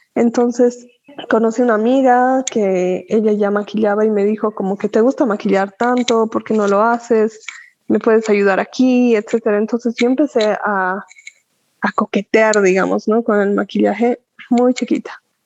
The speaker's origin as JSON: {"language": "Spanish", "region": "Cochabamba", "country": "Bolivia", "tie": "born or raised there", "also_born_or_lived": "La Paz", "said": "Me considero cochabambina definitivamente porque he vivido toda mi vida aquí, ¿no? me he criado, etcétera, aquí"}